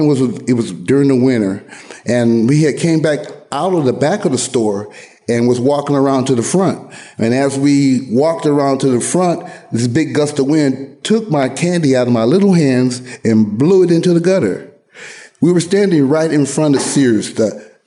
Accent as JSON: {"language": "English", "town": "Anniston", "region": "Alabama", "country": "United States", "tie": "born or raised there", "also_born_or_lived": "San Diego, California / Oakland, California", "moved": "yes", "said": "I was born in Alabama, Anniston, Alabama"}